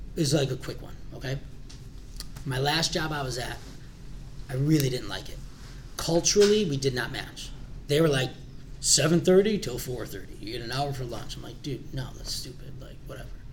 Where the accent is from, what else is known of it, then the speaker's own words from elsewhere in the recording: Glenview, Illinois, United States; also born or lived in Morton Grove, Illinois; we moved to Glenview, right down the street actually by Willow and Finks